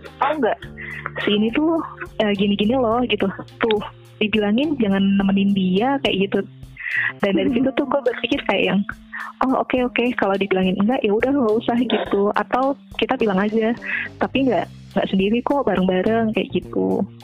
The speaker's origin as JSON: {"language": "Indonesian", "region": "Jakarta", "country": "Indonesia", "said": "kita orang Jakarta"}